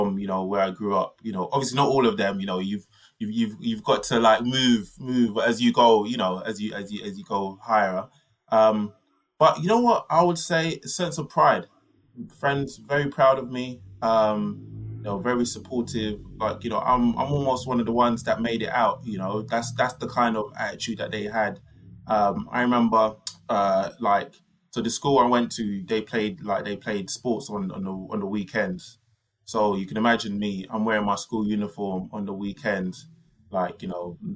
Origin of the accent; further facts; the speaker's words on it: London, United Kingdom; also born or lived in Peckham / South Norwood / New York; I'm from Southeast London. Like, you know, I'm born and raised. I'm never leaving